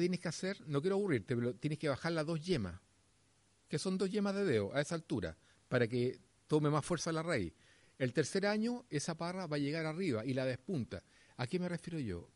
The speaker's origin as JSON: {"language": "Spanish", "country": "Chile", "said": "acá en Chile"}